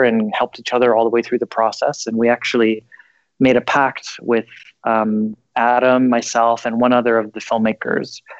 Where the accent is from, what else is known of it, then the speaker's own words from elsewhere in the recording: Canada; I was born in Canada and didn't go to film school